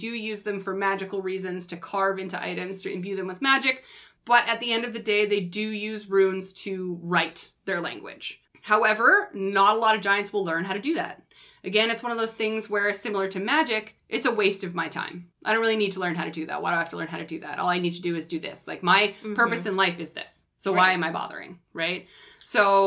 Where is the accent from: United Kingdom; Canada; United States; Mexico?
Canada; accent: Canadian; I know I have a Canadian accent